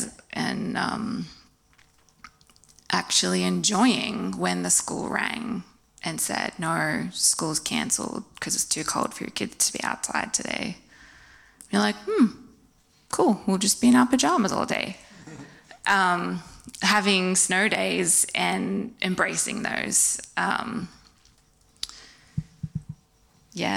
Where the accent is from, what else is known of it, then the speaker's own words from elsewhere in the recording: Wollongong, New South Wales, Australia; moved away as an adult; also born or lived in Indiana, United States; I grew up here in Wollongong on the coast.